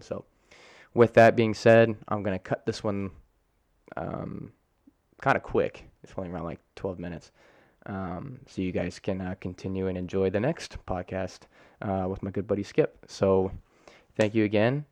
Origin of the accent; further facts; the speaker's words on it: Colorado, United States; also born or lived in Hurricane, West Virginia; I grew up in Colorado my whole, almost my whole life